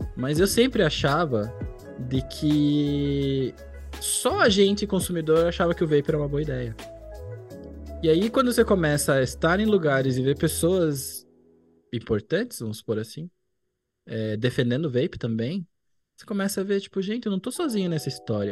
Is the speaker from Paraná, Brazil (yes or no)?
yes; São José dos Pinhais, Paraná, Brazil; also born or lived in Curitiba; eu aqui em Curitiba, na verdade, eu cresci na cidade vizinha, em São José dos Pinhais